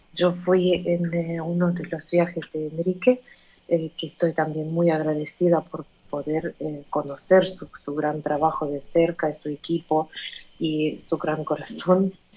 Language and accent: Spanish; Ukraine; Spanish is a second language; moved away as an adult; now in Argentina; Y me siento una ucraniana viviendo en otro país